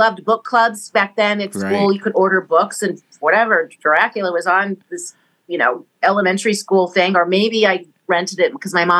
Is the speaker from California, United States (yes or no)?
no; Missouri, United States; So in the old days, so I grew up in Missouri, mm-hmm. and we had a basement, and we had a piano down there.